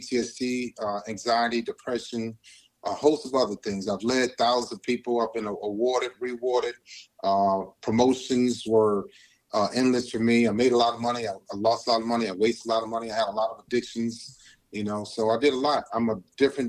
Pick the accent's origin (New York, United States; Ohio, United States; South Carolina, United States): Ohio, United States; Cleveland; moved away as an adult; now in Chicago, United States; I'm from Cleveland, Ohio